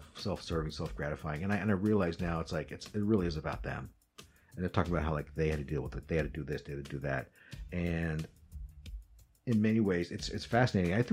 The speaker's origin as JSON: {"language": "English", "region": "Midwest", "country": "United States", "tie": "born or raised there", "said": "I was born and raised in the Midwest"}